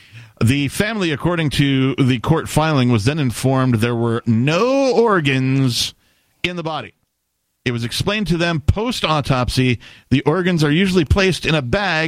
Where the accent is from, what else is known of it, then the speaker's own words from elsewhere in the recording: Wisconsin, United States; I'm from Wisconsin. Don't take my liver, right?